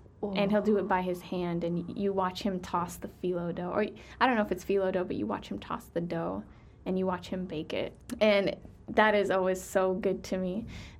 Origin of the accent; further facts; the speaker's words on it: Bethlehem, West Bank, Palestine; I know I'm from Bethlehem, so I'll represent Bethlehem the day I die. But my favorite city is Jerusalem.